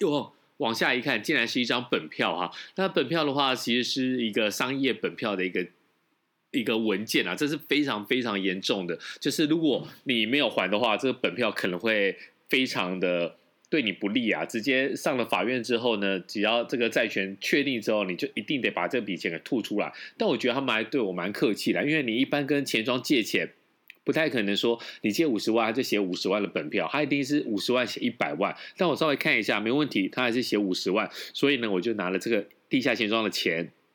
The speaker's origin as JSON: {"language": "Chinese", "country": "Taiwan", "said": "我们台湾人都习惯骑摩托车或者开车嘛，直接停在自己家里的地下室"}